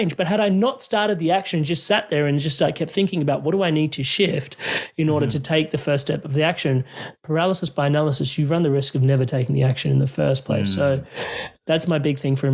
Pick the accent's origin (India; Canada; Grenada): India; I know I'm Indian